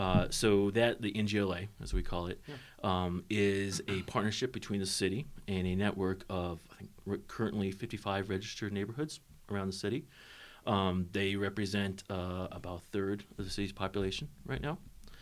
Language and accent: English; Longmont, Colorado, United States; I was born in Longmont.